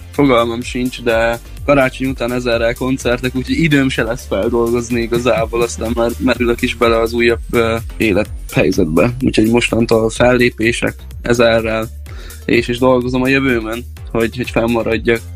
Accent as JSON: {"language": "Hungarian", "town": "Kevermes", "region": "Békés", "country": "Hungary", "tie": "born or raised there", "moved": "as an adult", "lives_now": "Szeged, Hungary", "said": "körülbelül egy három éve költöztem ide, illetve itt eh, születtem."}